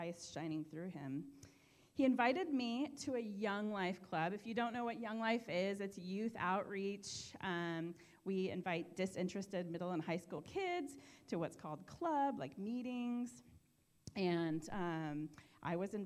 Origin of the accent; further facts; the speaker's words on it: Bellevue, Washington, United States; I grew up in Bellevue, Washington, and my family of seven had everything